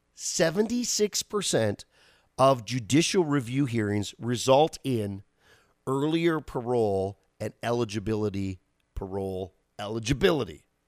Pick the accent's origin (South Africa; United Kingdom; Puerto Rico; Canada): Canada; as a Canadian